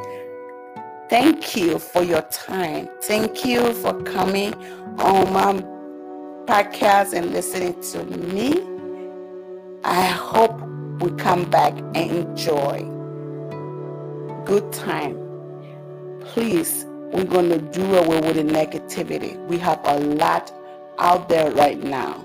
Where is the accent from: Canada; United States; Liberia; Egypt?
Liberia; moved away; I am from West Africa, Liberia, to be precise. I came to this country as a refugee. And this is the place that I have been for almost 19 years.